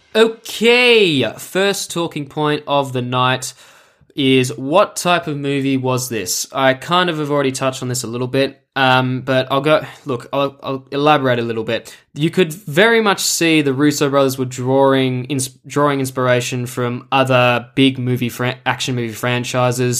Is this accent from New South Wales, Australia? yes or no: no; Melbourne, Victoria, Australia; I come to you today from my hometown of Melbourne, Australia.